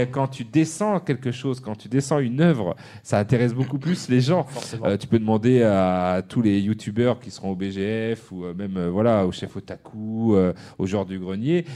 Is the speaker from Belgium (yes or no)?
no; France; chez nous, en France